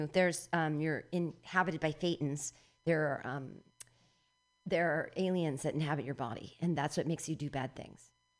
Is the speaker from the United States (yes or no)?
no; India; Elijah, a chariot of fire, but I'm Indian, so we only feel that.